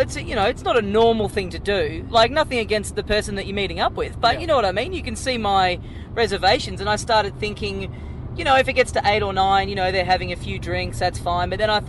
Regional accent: Australia; Yeah, Australian.

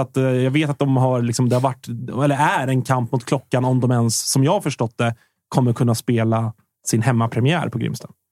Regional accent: Stockholm, Stockholm County, Sweden; Jag är ju från västerort, så, att, mm. så här, mm. Bromma är ju min, det är mina hemtrakter

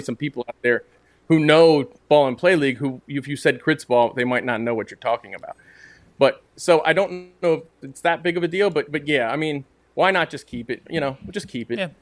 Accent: United States; me as an American into cricket

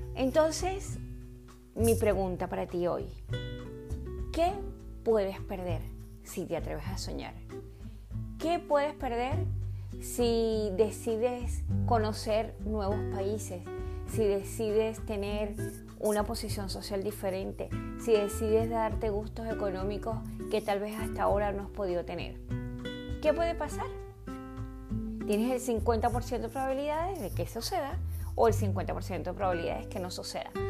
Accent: Venezuela; also born or lived in Caracas, Venezuela; Yo nací en Caracas, Venezuela, pero me crié en un pueblo muy pequeñito

